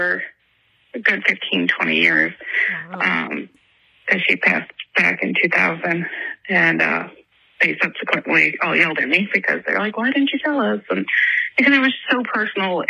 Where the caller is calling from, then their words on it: Greece, New York, United States; I'm calling from Greece, New York.